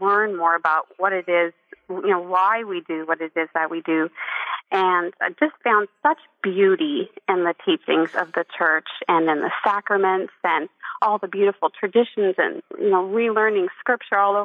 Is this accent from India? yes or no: no; East Coast of Canada, Atlantic Canada, Canada; I grew up in Canada on the East Coast in a beautiful Catholic